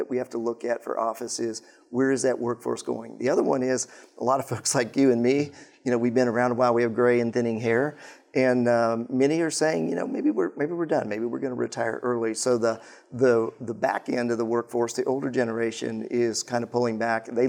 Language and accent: English; Colorado, United States; I grew up in Colorado